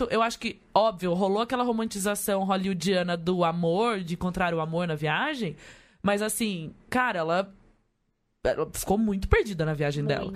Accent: Manaus, Amazonas, Brazil; sou de Manas, eu viajo desde 16 anos, eu tenho 31.

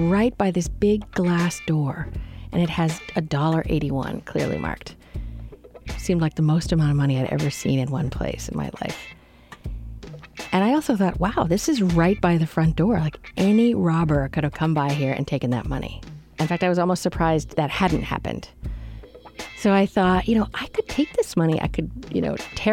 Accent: Canada; I grew up Anglican in Canada

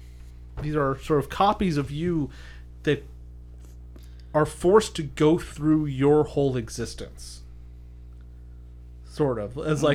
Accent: Ireland; I'm an Irishman. I know my country's lore

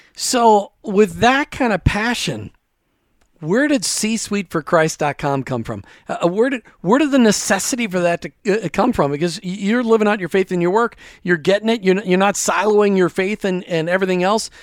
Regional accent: Minnesota, United States; I grew up in Minnesota

